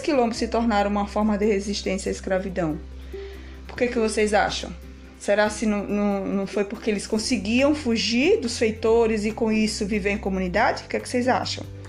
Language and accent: Portuguese; Brazil; nós, povo brasileiro, brasileiro que somos